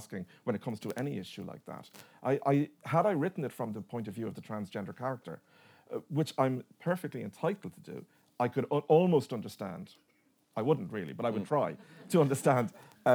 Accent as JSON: {"language": "English", "town": "Dublin", "region": "Leinster", "country": "Ireland", "tie": "born or raised there", "said": "where I grew up in Dublin, my neighbour on one side was the parish priest"}